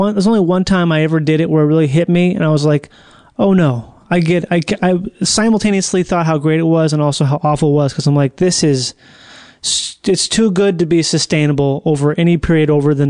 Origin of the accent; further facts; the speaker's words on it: Minnesota, United States; I grew up in Minnesota.